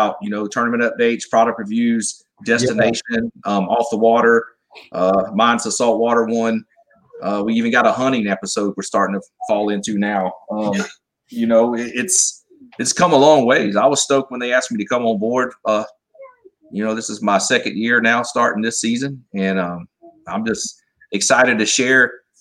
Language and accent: English; Southeast Georgia, United States; growing up in Southeast Georgia